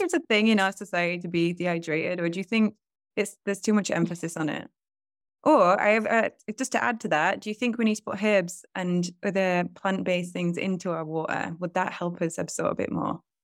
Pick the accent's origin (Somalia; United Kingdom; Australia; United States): United Kingdom; also born or lived in Costa Rica; I'm in the U K, and coming back to my hometown